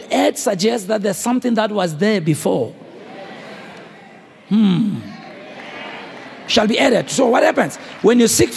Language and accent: English; South Africa; I'm a South African. I grew under apartheid